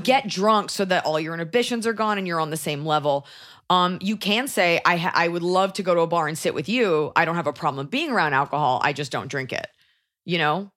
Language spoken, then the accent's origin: English; United States; proud to be an American?